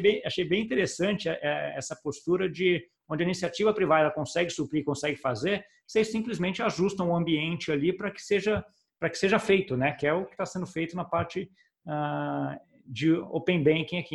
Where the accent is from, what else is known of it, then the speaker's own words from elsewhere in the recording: Brazil; como brasileiro